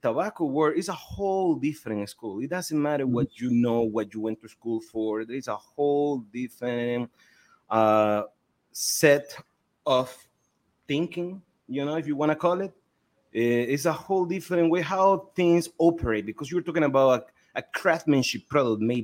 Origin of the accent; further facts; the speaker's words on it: Estelí, Nicaragua; I'm from Esteli, Nicaragua. I was born and raised in Esteli.